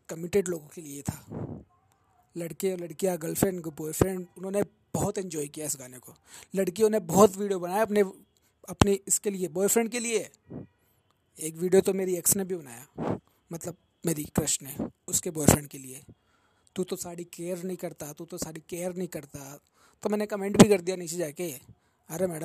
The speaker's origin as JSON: {"language": "Hindi", "town": "Jaipur", "region": "Rajasthan", "country": "India", "said": "और मैं जयपुर राजस्थान से बिलोंग करूँ छूँ हाँ हाँ वहीं जहाँ पर पानी की थोड़ी कमी चल रही है आजकल"}